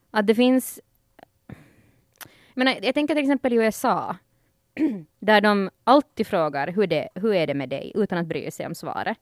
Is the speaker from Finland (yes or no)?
yes; Ostrobothnia, Finland; när du växer us-, upp som finlandssvensk